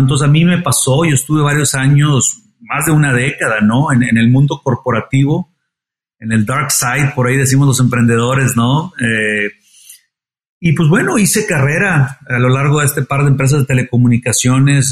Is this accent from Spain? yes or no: no; Monterrey, Nuevo León, Mexico; soy regiomontano, eh, como tú dices, me gusta la carne asada, como, como la mayoría de los regios